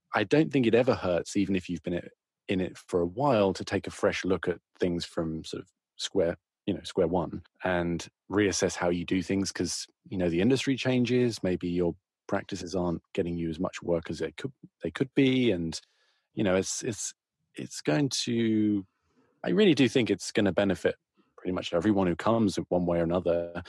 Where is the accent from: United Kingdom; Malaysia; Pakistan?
United Kingdom; moved away as an adult; now in United States; I'm a Brit